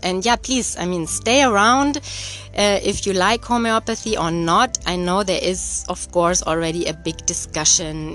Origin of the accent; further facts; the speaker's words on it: Germany; moved away; I'm born and raised in Germany